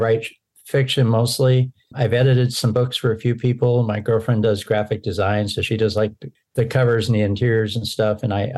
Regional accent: Seattle, Washington, United States; So I live out on the Oregon coast. I'm actually from Seattle, but I've lived all over the country on both East and West Coast.

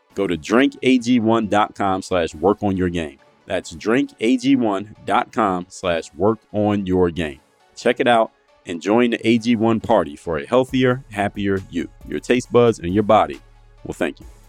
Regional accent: Philadelphia, Pennsylvania, United States; now in Miami, United States; I live in Miami, Florida, but I'm actually from Philadelphia, P

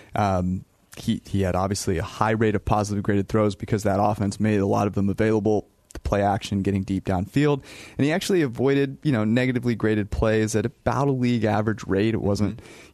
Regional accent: West Coast, United States; being on the West Coast for the majority of my life

